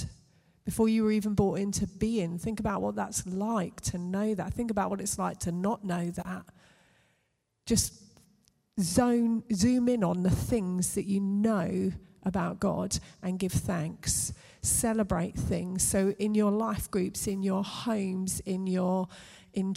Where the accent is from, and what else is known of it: United Kingdom